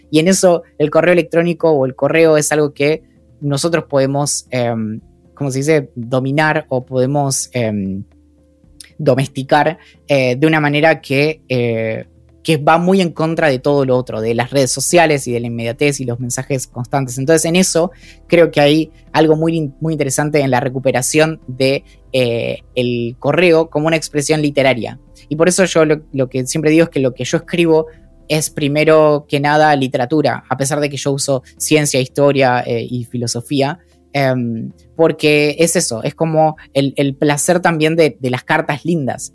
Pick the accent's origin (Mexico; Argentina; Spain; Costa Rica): Argentina; San Carlos de Bariloche, Río Negro; yo crecí en Bariloche